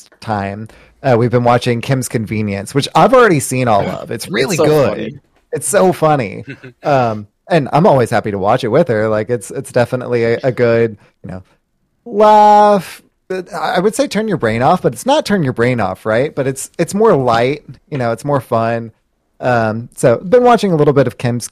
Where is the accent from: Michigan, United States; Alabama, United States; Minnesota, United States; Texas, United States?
Texas, United States; I'm from Texas